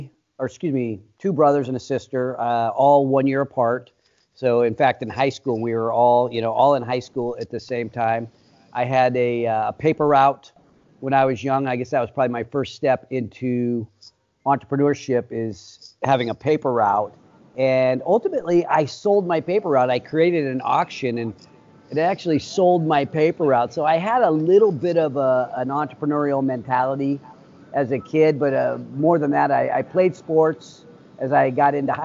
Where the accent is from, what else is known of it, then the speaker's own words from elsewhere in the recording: Sacramento, California, United States; I've lived in this town my entire life. It's actually a suburb of California, or excuse me, of Sacramento